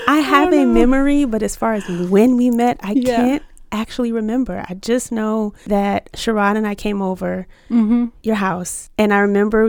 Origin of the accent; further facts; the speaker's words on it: Chesapeake, Virginia, United States; also born or lived in Richmond; even though I was born in Richmond, I grew up in Chesapeake, Virginia.